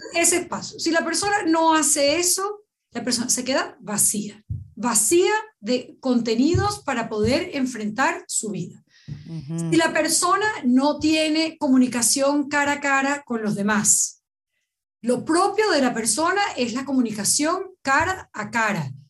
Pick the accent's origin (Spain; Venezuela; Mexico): Venezuela; como venezolana que soy